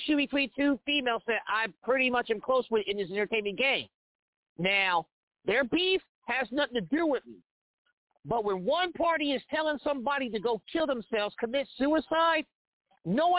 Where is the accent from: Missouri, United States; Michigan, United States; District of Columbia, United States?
Missouri, United States; Kansas City; moved away as an adult; now in Olathe, United States; I live in Olathe, Kansas. That's 20 minutes outside of Kansas City, Missouri. I can't cross into my hometown